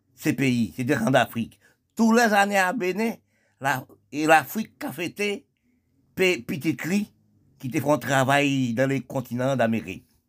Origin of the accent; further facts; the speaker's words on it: Haiti; nous sommes des Haïtiens